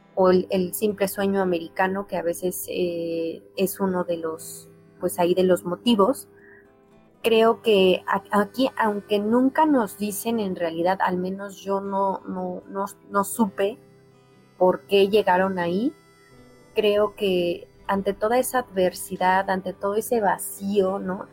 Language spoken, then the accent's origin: Spanish; Mexico; nosotros como, como mexicanos